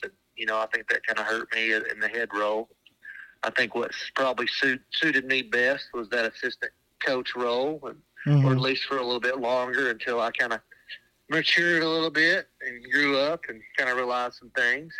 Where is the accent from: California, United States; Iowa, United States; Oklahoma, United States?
Oklahoma, United States; Sulphur; moved away as an adult; I helped out at my hometown in Salford for 2 years after school